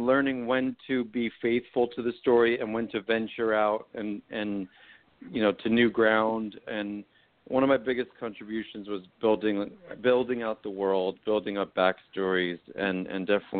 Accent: New Jersey, United States; I'm from New Jersey.

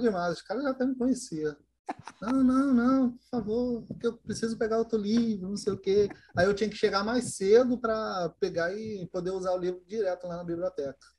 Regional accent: Duque de Caxias, Rio de Janeiro, Brazil; eu sou de Caxias, no Rio de Janeiro

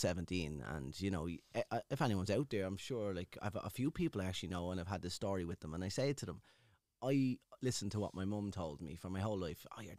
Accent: Dublin, Leinster, Ireland; So I'm originally from Ballymun, the four-story flats in Shangan.

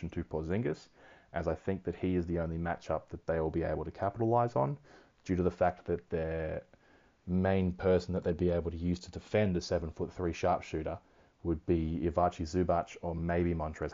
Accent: Australia; I'm Australian

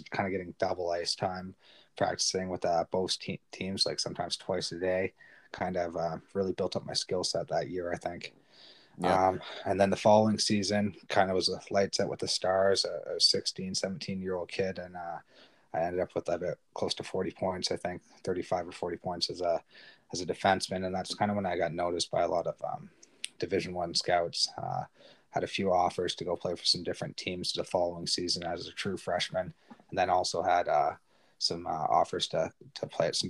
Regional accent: Bewdley, Ontario, Canada; my parents turned a cottage into a house on Rice Lake. So I guess my first couple of strides were on the frozen lake. And then my hometown arena at that time, we were driving into Bewdley

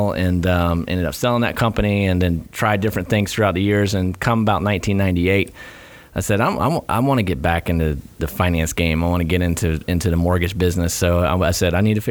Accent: Gainesville, Florida, United States; born and raised in Gainesville, ACR

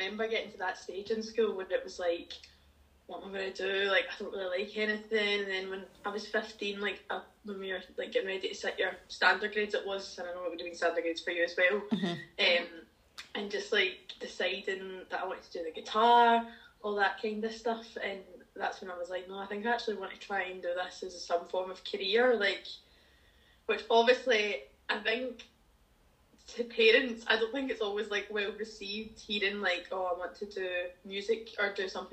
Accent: Dumbarton, Scotland, United Kingdom; So I grew up in a wee town called Dumbarton, which is just outside Glasgow.

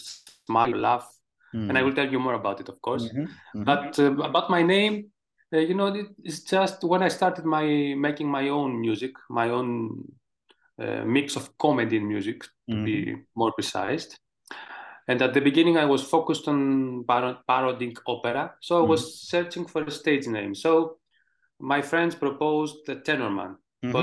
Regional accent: Greece; English is a second language; also born or lived in Thessaloniki, Greece / Athens, Greece; In my hometown. I come from Mountain Olympus, you know, the Mountain of Gods.

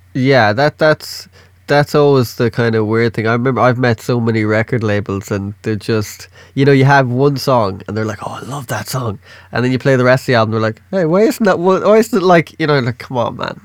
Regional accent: Ireland; I'm Irish.

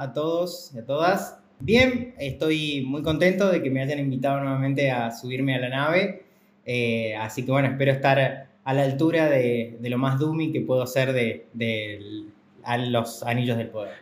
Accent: Córdoba, Argentina; yo soy del interior, de Córdoba

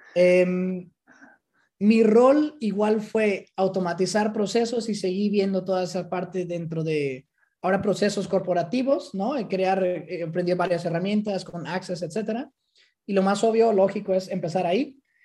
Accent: Mexico; moved away as an adult; now in Amsterdam, Netherlands; como mexicano, ¿no? Sí. Venimos con esa cultura

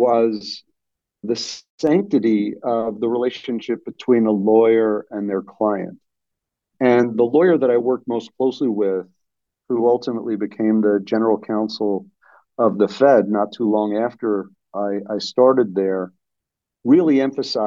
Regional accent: Port Washington, New York, United States; I grew up in the town that I live in now, Port Washington, in the North Shore of Long Island, New York metro area

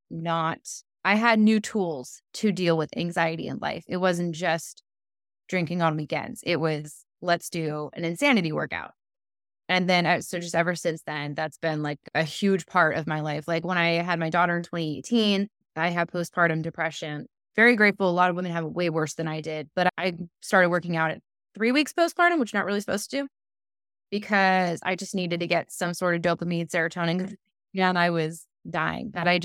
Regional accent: California, United States; And I am solar powered because I'm from California.

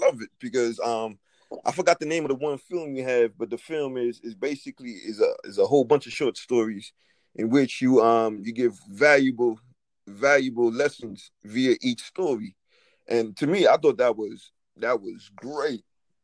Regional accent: New York City, New York, United States; I'm coming from Brooklyn

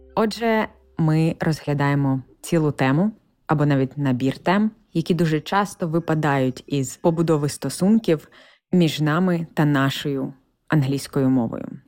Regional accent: Ukraine; accent: Ukrainian; first language Ukrainian; moved away as an adult; now in United States; з України

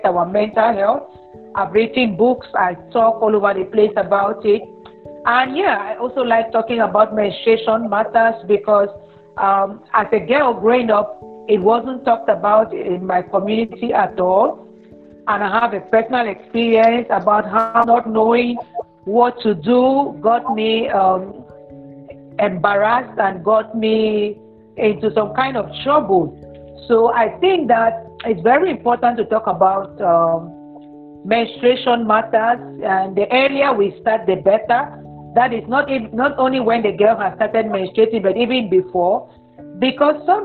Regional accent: Cameroon; I'm from Cameroon.

